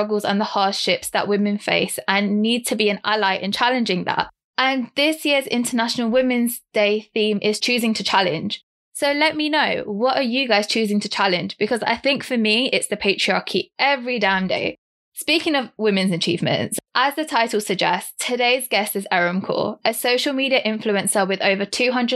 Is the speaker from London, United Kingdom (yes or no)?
yes; London, United Kingdom; I'm 25 from London and I'm Sikh Punjabi